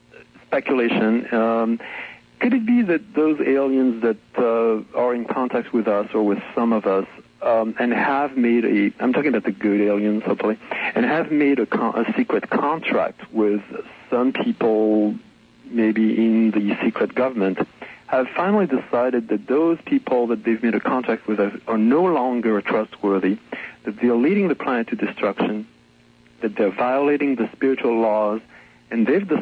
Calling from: California, United States; I'm calling from the Kingdom of Light. I'm calling from California.

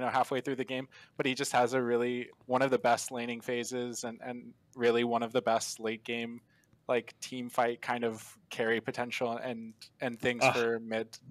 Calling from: Tampa, Florida, United States; I'm calling from around Tampa, Florida

